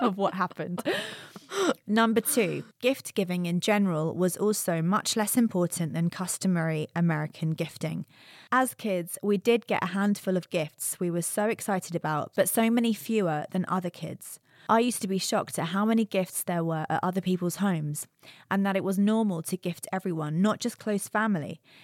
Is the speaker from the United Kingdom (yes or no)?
yes; United Kingdom; moved away